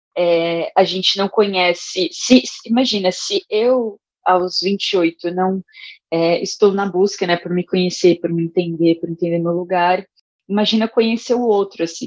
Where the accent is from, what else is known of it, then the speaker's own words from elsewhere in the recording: São Paulo, Brazil; also born or lived in Rio Grande do Norte; nasci no Rio Grande do Norte, fui criada no Itaim Paulista